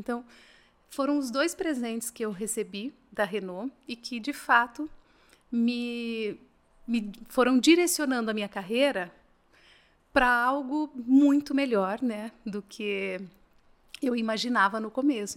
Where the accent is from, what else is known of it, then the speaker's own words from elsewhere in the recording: Assis Chateaubriand, Paraná, Brazil; now in Curitiba, Brazil; eu não sou de Curitiba, sou do interior do Paraná, nasci numa cidade chamada Assis Chateaubriand, mas tô, ah, tô em Curitiba